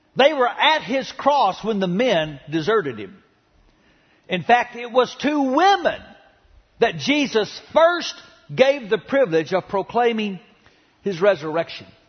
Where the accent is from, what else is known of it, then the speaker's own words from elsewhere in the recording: Dallas, Texas, United States; the home I grew up in in Oak Cliff